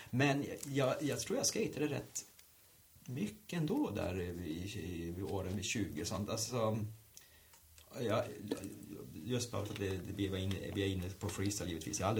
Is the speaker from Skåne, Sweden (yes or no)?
no; Norrbotten County, Sweden; moved away; det var bara i stort sett att ringa och säga hej, jag är en kille från Norrbotten, eh, jag skulle vilja jobba, kom ner.